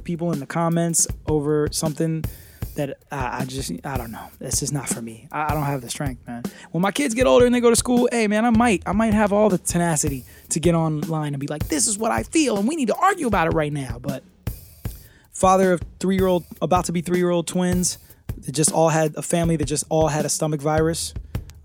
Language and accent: English; United Kingdom; I'm too British